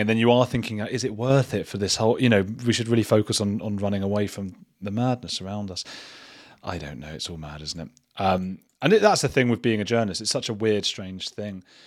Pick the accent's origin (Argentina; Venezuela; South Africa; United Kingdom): United Kingdom; England; being English